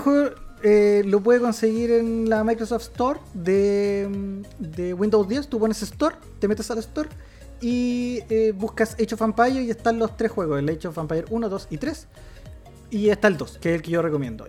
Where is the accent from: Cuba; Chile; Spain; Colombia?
Chile; Como chileno